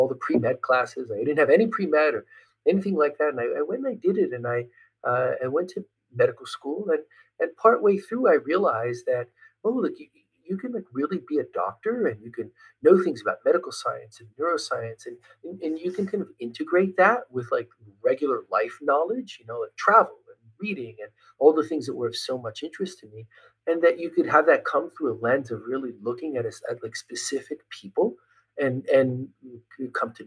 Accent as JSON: {"language": "English", "town": "Trenton", "region": "New Jersey", "country": "United States", "tie": "born or raised there", "said": "I was born and raised outside of Trenton, New Jersey"}